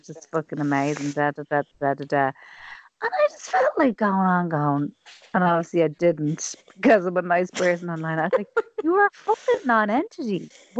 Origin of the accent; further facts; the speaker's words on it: Ireland; we're Irish women